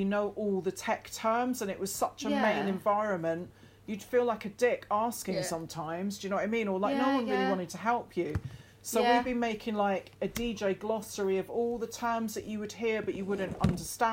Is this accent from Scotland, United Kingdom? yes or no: yes; the Highlands, Scotland, United Kingdom; growing up in the Highlands didn't really help that.